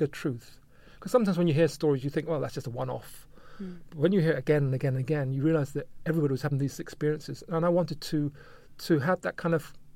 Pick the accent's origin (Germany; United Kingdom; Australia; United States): United Kingdom; Luton, East of England; also born or lived in Brighton; growing up in Luton with my Jamaican parents